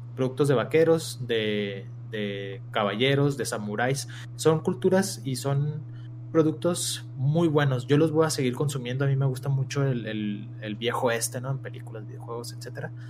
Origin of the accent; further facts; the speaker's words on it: Mexico; somos mexicanos